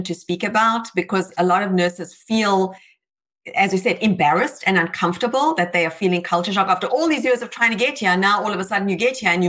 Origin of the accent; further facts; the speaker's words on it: South Africa; now in United States; I'm from South Africa, and South Africa is a British colony